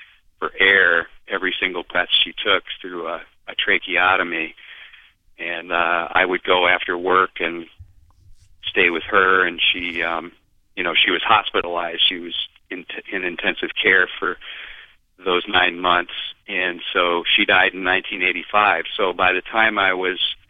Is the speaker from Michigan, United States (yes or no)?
yes; Beulah, Michigan, United States; My hometown, very, very small hometown of 421 people, Beulah, Michigan.